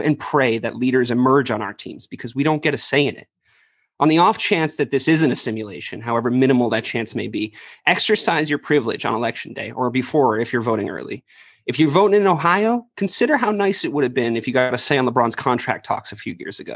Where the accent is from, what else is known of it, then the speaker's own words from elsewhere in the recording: Ireland; now in United States; I'm an Irish immigrant